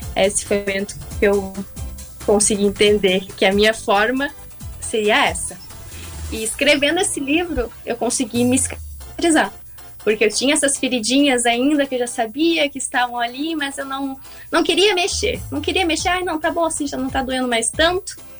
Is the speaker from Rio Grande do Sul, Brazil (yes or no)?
yes; Rio Grande, Rio Grande do Sul, Brazil; now in Porto Alegre, Brazil; Sou natural de Rio Grande